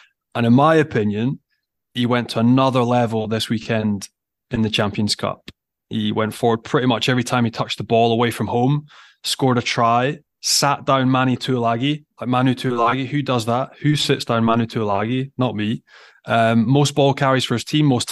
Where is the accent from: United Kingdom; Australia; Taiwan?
United Kingdom; Scotland; as a Scot